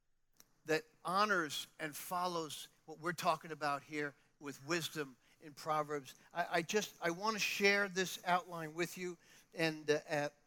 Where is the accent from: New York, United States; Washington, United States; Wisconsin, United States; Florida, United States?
New York, United States; New York City; moved away; I come from New York